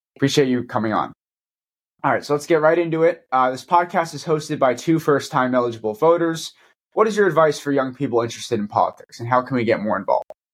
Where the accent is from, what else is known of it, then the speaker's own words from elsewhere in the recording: Florida, United States; from Florida, my home state